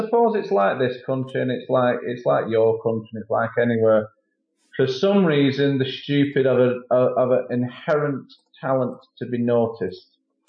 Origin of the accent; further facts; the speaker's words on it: England, United Kingdom; being the Paunch Stevenson Show official British correspondent?